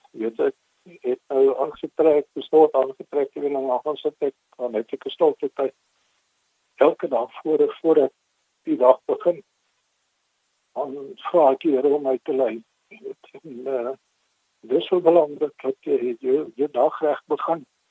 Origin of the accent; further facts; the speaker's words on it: Mossel Bay, Western Cape, South Africa; first language English; Afrikaans is a second language; also born or lived in Port Elizabeth; now in George, South Africa; toe het ons Mosselbaai toe getrek toe ek so 3 jaar oud was